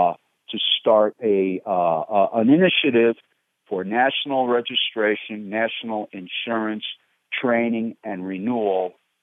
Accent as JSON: {"language": "English", "region": "upstate New York", "country": "United States", "said": "I'm from New York State, upstate, and there are a lot of deer there."}